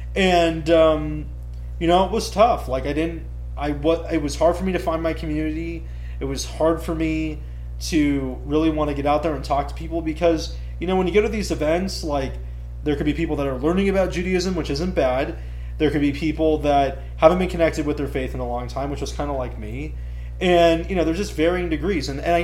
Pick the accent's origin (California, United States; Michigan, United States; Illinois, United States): California, United States; Bakersfield; also born or lived in San Luis Obispo; when I was growing up in Bakersfield, in high school, I would be the de facto rabbi for my synagogue.